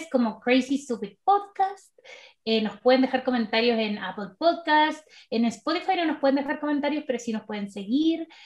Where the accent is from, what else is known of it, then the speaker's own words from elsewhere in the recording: Chile; yo soy de Chile